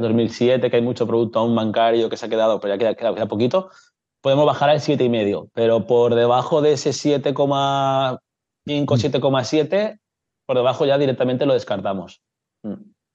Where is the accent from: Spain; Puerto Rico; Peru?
Spain; Castellón de la Plana, Valencian Community; soy de Castellón de toda la vida